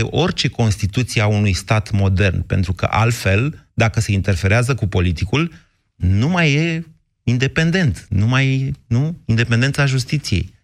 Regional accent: Oltenia, Romania; Bine, eu sunt oltean, oltenii cred că da.

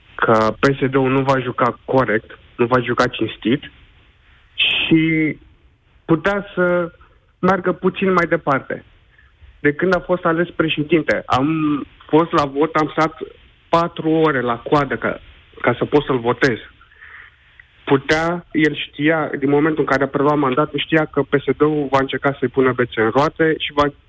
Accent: Romania; moved away as an adult; Eu am plecat din România acum șase ani de zile

